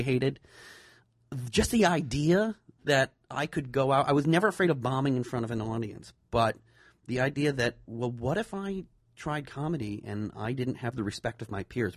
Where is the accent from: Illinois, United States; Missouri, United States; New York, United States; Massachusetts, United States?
Massachusetts, United States; the Berkshires; I'm from the Berkshires